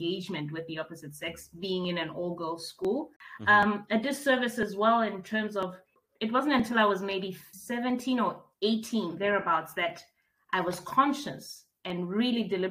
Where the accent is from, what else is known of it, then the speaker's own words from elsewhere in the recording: Bloemfontein, Free State, South Africa; moved away as an adult; also born or lived in Maseru, Lesotho / Grahamstown, Eastern Cape; born in Bloemfontein, lived my formative years all the way right through to high school in Bloemfontein